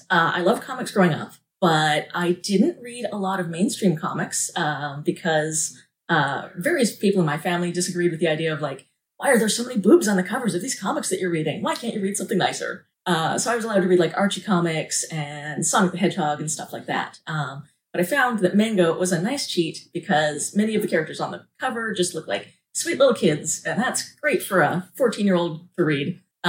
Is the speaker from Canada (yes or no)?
yes; Little Pine First Nation, Saskatchewan, Canada; now in British Columbia, Canada; I am from Little Pine First Nation in Saskatchewan, Canada.